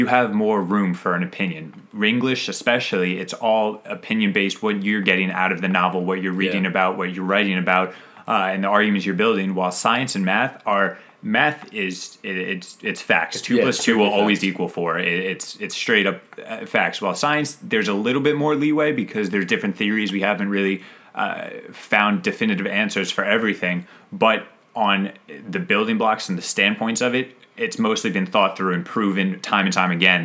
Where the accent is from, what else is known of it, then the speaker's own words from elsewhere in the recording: 20 minutes south of Philadelphia, Pennsylvania, United States; I lived in 20 minutes south of Philadelphia